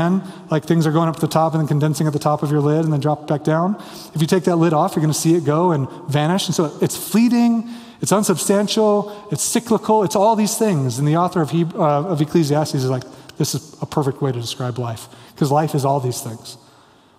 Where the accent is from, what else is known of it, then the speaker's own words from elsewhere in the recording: Kansas, United States; now in Denver, United States; I grew up in Kansas